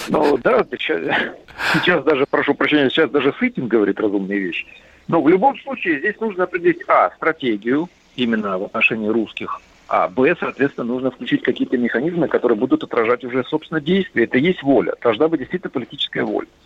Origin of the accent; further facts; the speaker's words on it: Kyrgyzstan; Я сам лично, вот я киргиз, я выступаю, чтобы его посадили в тюрьму.